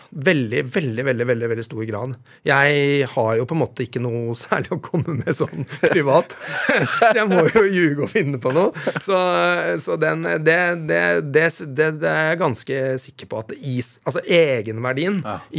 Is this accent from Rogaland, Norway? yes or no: no; Vestfold, Norway; accent: Vestfold; Dialekta mi nå er jo helt ødelagt. Eh, den Vestfold-følelsen, a-endelsen